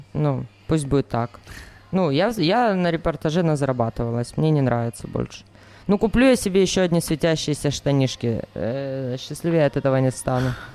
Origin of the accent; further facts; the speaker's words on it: Belarus; moved away as an adult; also born or lived in Sakhalin, Russia; now in Kharkiv, Ukraine; Я выросла в маленьком городе вообще